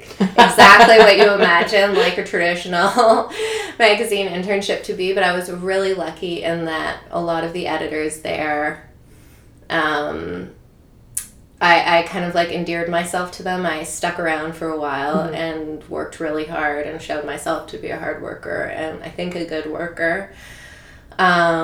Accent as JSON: {"language": "English", "town": "Toronto", "region": "Ontario", "country": "Canada", "tie": "born or raised there", "also_born_or_lived": "New York", "said": "I grew up in Toronto."}